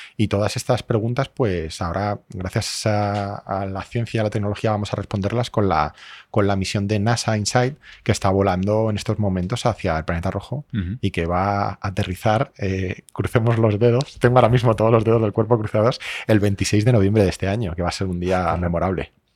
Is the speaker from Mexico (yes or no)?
no; Spain; also born or lived in Madrid